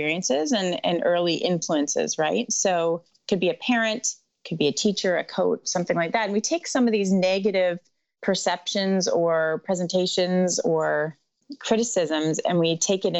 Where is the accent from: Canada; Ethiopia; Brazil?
Canada; also born or lived in Caribbean; I hail from Canada